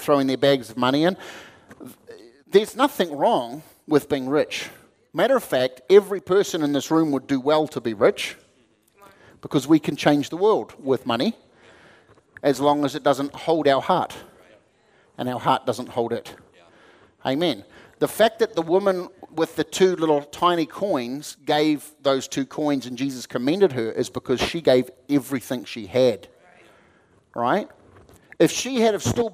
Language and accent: English; New Zealand; moved away as an adult; now in United States; I'm a Kiwi